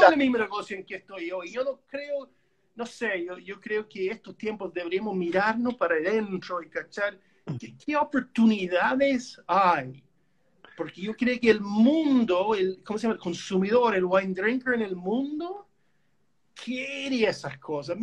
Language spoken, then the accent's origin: Spanish; Canada; Spanish is a second language; moved away as an adult; now in Chile; yo como canadiense yo pienso así, ¿no? Yo soy de país chico al lado del monstruo